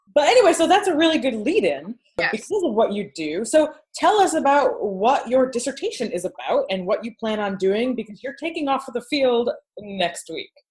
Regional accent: Michigan, United States; Malika and I are both Michiganders

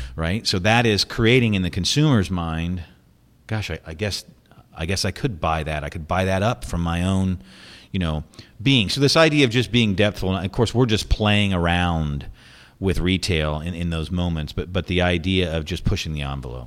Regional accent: United States; moved away; as an American

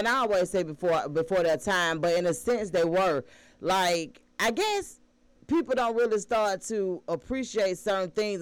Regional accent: Atlanta, Georgia, United States; being from Atlanta, being born and raised in Atlanta

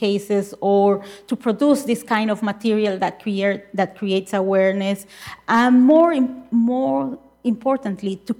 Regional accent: Nicaragua; I am certainly from Nicaragua

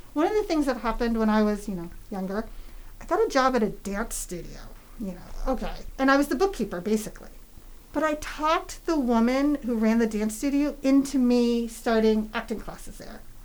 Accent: New Hampshire, United States; moved away as an adult; also born or lived in San Francisco, California / New York City; I grew up in New Hampshire

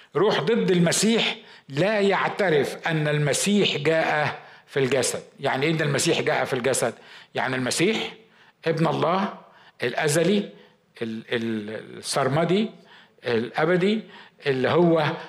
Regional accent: Upper Egypt, Egypt

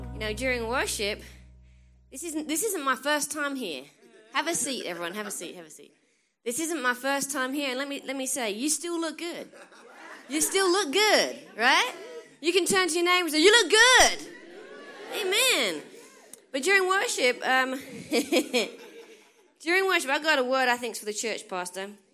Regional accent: England, United Kingdom; moved away as an adult; now in United States; I'm from England, right? And I've lived in America twelve years. That's why I sound funny

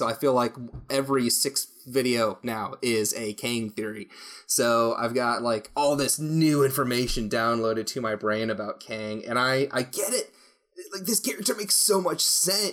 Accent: United States; as an American

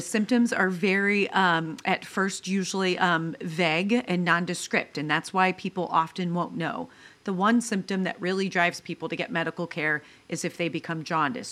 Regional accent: Mendon, Ohio, United States; I grew up in rural Ohio

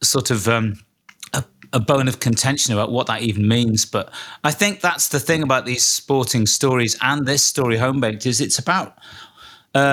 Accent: Liverpool, North West England, United Kingdom; my hometown of Liverpool.

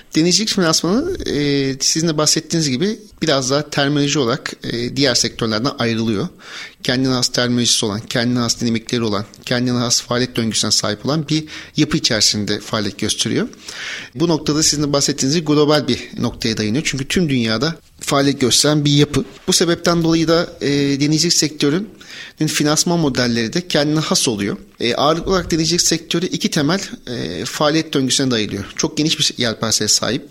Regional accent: Bandırma, Balıkesir, Turkey; moved away as an adult; 1983 Bandırma doğumluyum. Üniversite yılına kadar Bandırma'da ikamet ettim.

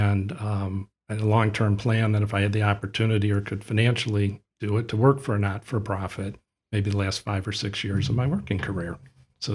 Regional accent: Ann Arbor, Michigan, United States; also born or lived in Cleveland, Ohio; now in Toledo, United States; I grew up in Ann Arbor, Michigan, and worked in Cleveland for a number of years

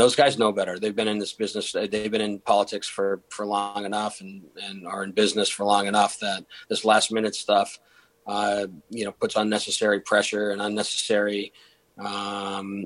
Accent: Massachusetts, United States; now in Denver, United States; We're both from Massachusetts

